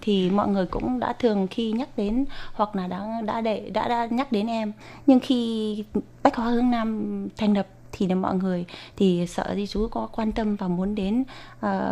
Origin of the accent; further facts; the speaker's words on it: Vietnam; first language Vietnamese; now in Taiwan; em đã mang tiếng quê hương mình để truyền bá ở một nơi xa xôi